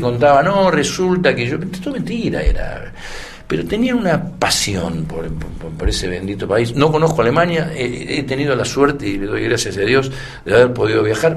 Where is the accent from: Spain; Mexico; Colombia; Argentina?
Argentina; los, argentinos somos difíciles